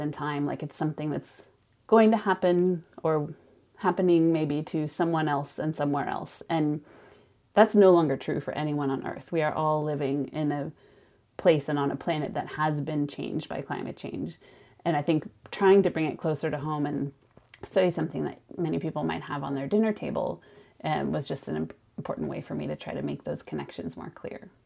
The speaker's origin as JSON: {"language": "English", "town": "Sonoma", "region": "California", "country": "United States", "tie": "born or raised there", "moved": "as an adult", "lives_now": "Lund, Sweden", "said": "I grew up in Sonoma, which is about an hour north of San Francisco"}